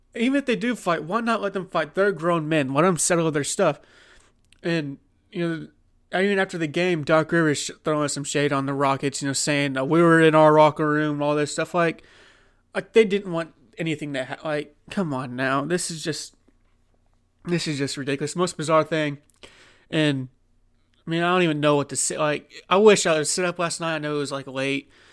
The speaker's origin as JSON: {"language": "English", "region": "Oklahoma", "country": "United States", "said": "I'm from Oklahoma"}